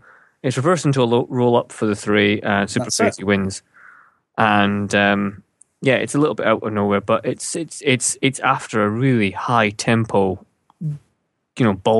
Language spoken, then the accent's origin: English; Scotland, United Kingdom; we're Scottish.